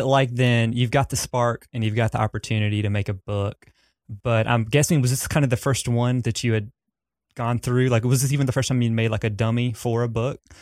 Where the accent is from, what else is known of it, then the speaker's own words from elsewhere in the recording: Southern US, United States; accent: Southern; my accent, uh, 'cause I have a pretty strong Southern one